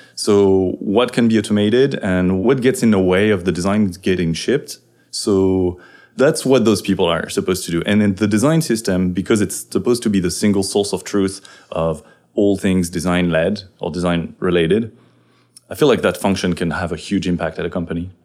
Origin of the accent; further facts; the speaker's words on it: France; now in San Francisco, United States; I'm a French developer in San Francisco